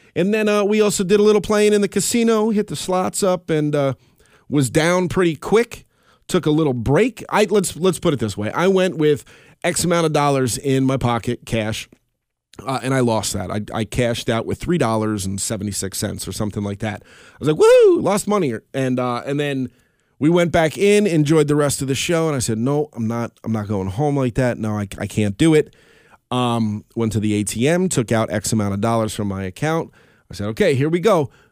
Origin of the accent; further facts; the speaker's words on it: Albany, New York, United States; we're from the Albany area.